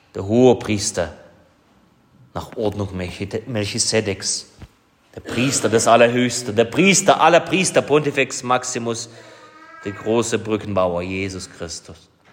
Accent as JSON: {"language": "German", "area": "Vogtland", "region": "Saxony", "country": "Germany", "said": "bei uns im Vogtland"}